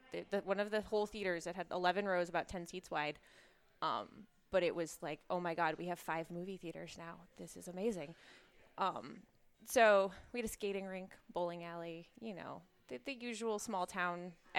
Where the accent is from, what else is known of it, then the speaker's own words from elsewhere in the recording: Big Bear, California, United States; moved away as an adult; also born or lived in Boston; I am originally from Southern California. Grew up in a relatively tiny town, not absurdly tiny